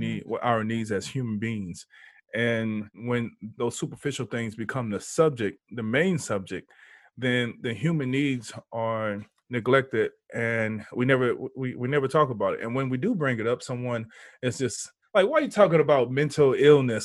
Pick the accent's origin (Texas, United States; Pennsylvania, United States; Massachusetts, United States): Texas, United States; Houston; now in San Diego, United States; I'm in San Diego, but I'm from Houston